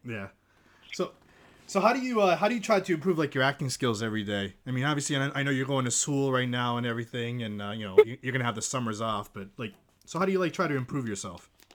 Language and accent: English; Sparta, Peloponnese, Greece; moved away; also born or lived in Kalamata; I used to live in Greece. I'm from Greece